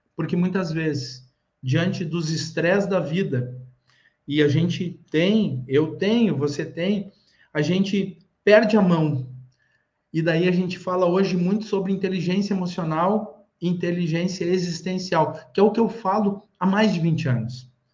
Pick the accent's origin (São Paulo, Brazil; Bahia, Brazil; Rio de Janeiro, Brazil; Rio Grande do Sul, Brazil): Rio Grande do Sul, Brazil; eu sou do Rio Grande do Sul